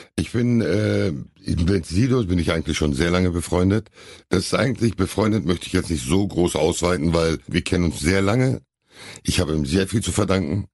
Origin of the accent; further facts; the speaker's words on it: Hamm, North Rhine-Westphalia, Germany; ich war glaube ich zwei, als wir hier hingezogen sind